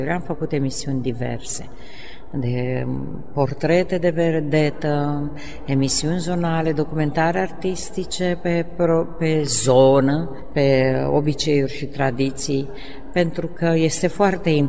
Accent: Mănești, Prahova, Romania; Am cântat, am cântat, am cântat până când am plecat și la Ploiești la școală, pentru că eu sunt de pământ din Mănești, județul Prahova. Și am mers mai departe la liceu în Ploiești

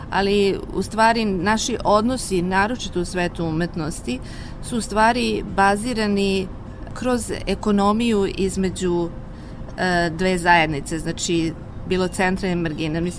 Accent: Serbia; moved away as an adult; also born or lived in China; ja sam otišla iz Srbije 2000. godine

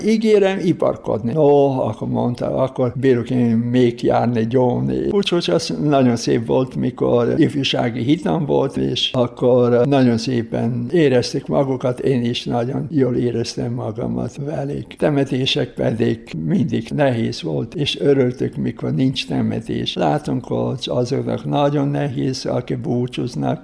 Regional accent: Slovenia; Hungarian is a second language; moved away; én szlovén vagyok, szlovén pap, aki itt a magyar hívek között dolgozik

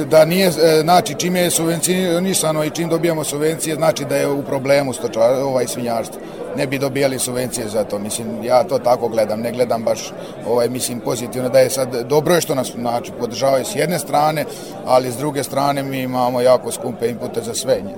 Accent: Serbia; ja sam odrastao tu, treća generacija sam što se bavi sa tim

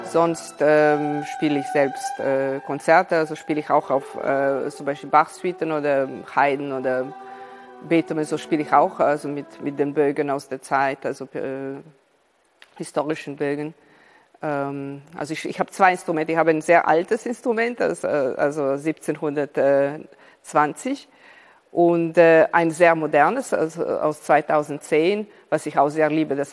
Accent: Serbia; Ich bin hier in Serbien geboren. Äh, meine Mutter ist Russin, also ich bin halb Serbin, halb Russin, äh, aus einer Familie, die übrigens aus Ukraine äh, stammt.

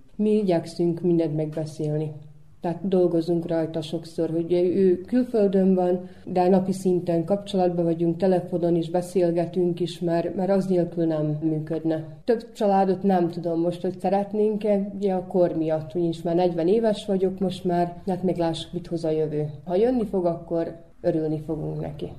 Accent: Bajmok, Vojvodina, Serbia; ez itt az a mi szülőföldünk, az mi hazánk, úgyhogy mi itt születtünk

